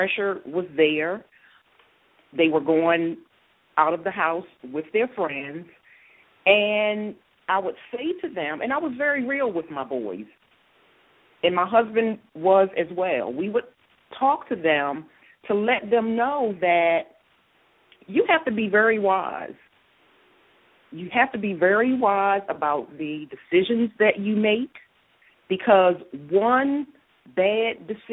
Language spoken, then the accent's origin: English; Washington, District of Columbia, United States; moved away as an adult; also born or lived in Philadelphia, Pennsylvania; now in Atlanta, United States; I was born and raised in Washington, D.C.